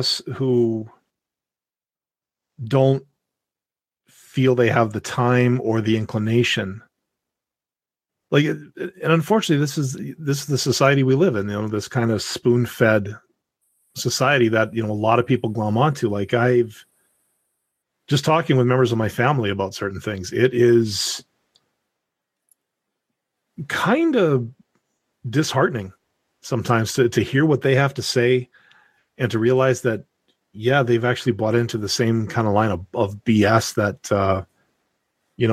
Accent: Canada; I'm Canadian

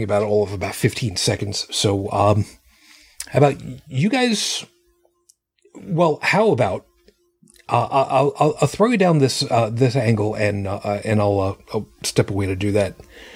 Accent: Buffalo, New York, United States; I'm from Buffalo, so we call it the Clean City.

